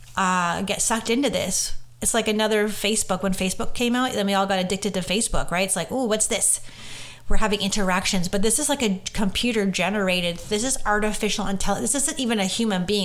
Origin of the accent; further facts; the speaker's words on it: Orangeville, Ontario, Canada; moved away; Orangeville, which is my hometown